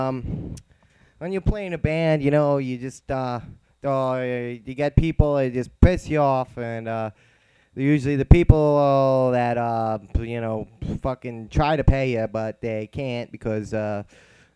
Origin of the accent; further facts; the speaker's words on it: New Jersey, United States; moved away as an adult; now in Virginia, United States; I'm from New Jersey, and that's where I call home, and I wound up here in Virginia 10 years ago